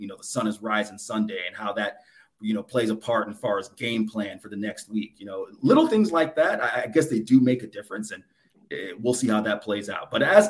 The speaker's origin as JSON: {"language": "English", "town": "Tampa", "region": "Florida", "country": "United States", "tie": "born or raised there", "also_born_or_lived": "Orlando, Florida / Miami, Florida", "moved": "as an adult", "lives_now": "Austin, United States", "said": "being born and raised in Florida, you know, living and growing up in Tampa, living in Orlando, Miami"}